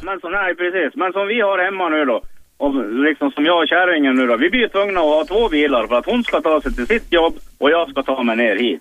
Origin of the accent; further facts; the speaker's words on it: Mora, Dalarna County, Sweden; also born or lived in Stockholm; jag är från Mora, men jag ringer ifrån norra stan.